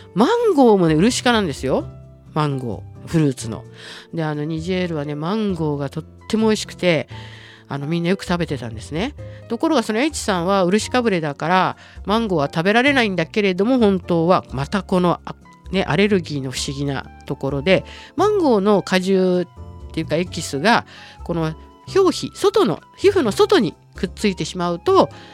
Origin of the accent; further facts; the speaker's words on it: Tokyo, Japan; moved away; 私は東京の下町向島の出身